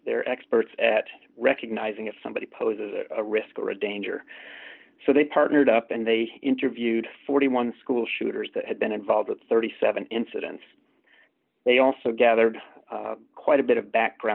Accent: Jefferson County, Colorado, United States; I grew up in Jefferson County, Colorado, which is, as probably many people recognize, where Columbine took place.

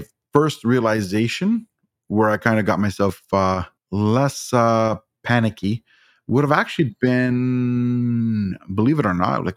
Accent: Ontario, Canada; I'm from Ontario

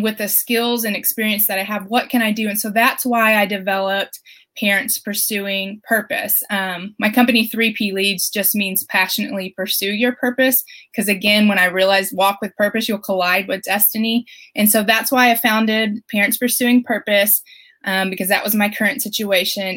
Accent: Flower Mound, Texas, United States; So I'm from Flower Mound, Texas, and I'm a mom of three little ones.

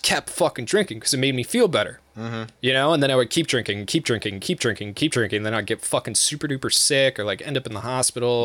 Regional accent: United States; I'm American

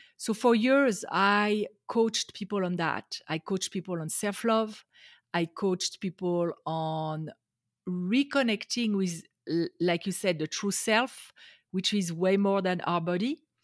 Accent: France; English is a second language; moved away as an adult; now in Las Vegas, United States; I grew up in France. I am now in the U S, in Las Vegas, Nevada

